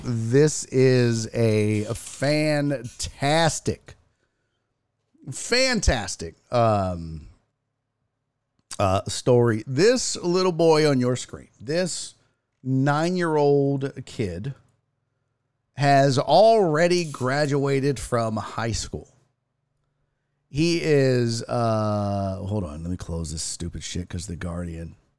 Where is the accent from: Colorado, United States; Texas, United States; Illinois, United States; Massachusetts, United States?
Texas, United States; I'm from Texas